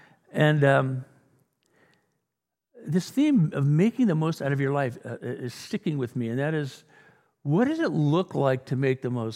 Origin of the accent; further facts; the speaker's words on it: England, United Kingdom; I'm an Englishman.